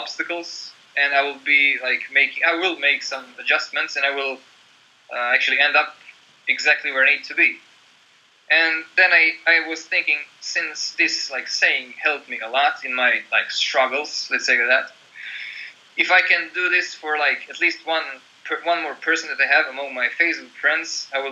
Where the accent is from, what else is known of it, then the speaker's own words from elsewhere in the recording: Croatia; moved away as an adult; also born or lived in Slovenia; now in Norway; my hometown in Croatia.